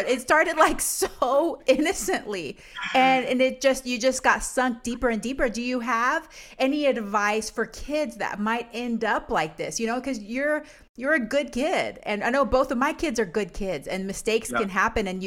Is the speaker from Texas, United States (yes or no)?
yes; Huntsville, Texas, United States; also born or lived in Panama; So I grew up in Texas. And I grew up in a town called Huntsville